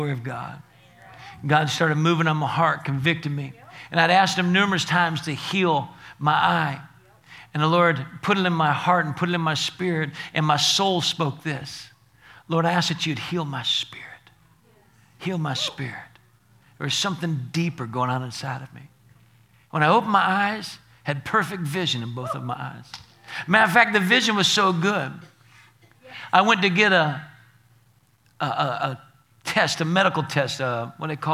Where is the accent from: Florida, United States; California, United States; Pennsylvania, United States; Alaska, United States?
Florida, United States; Naples; moved away as an adult; now in Alabama, United States; I was from Naples, Florida, and I came to Alabama here